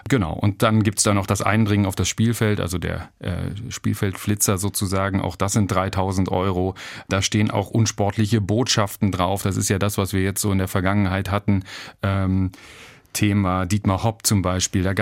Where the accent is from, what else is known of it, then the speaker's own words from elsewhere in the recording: Berlin, Germany; now in Karlsruhe, Germany; ich bin Berliner, hast du gesagt, und war auch die ersten 30 Jahre meines Lebens ja in Berlin. Und jetzt bin ich seit zehn Jahren hier in Karlsruhe.